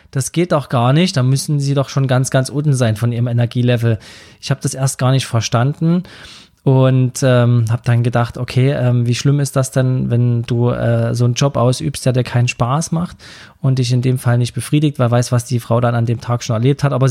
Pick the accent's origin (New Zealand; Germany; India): Germany; Saxony; accent: Saxon; kann ich meinen sächsischen Dialekt hier anbringen.